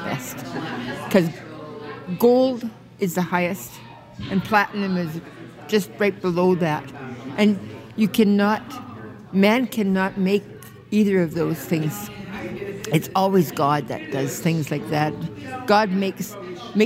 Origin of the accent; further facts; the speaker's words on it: Abbotsford, British Columbia, Canada; my hometown, which was Abbotsford.